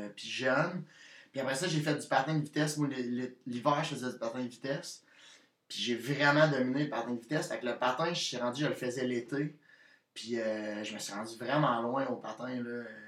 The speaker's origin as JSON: {"language": "French", "town": "Victoriaville", "region": "Quebec", "country": "Canada", "said": "je viens de Victoriaville, qui est proche de Québec qui est à 40, minutes de, Québec"}